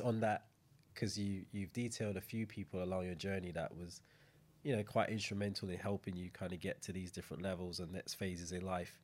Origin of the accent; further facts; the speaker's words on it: Saint Michael, Barbados; moved away; coming from the same place, growing up, you know, even though Saint John, Saint Michael kind of you know, growing up in Barbados